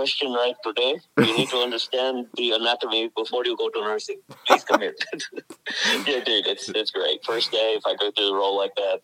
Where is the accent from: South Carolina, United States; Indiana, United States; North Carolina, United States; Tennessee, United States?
South Carolina, United States; Spartanburg; I'm 42, from Spartanburg, South Carolina